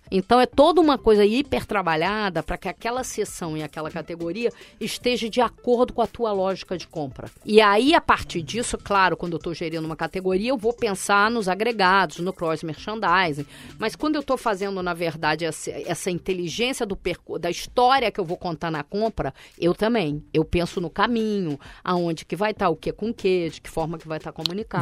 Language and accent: Portuguese; Brazil; eu sou do Brasil.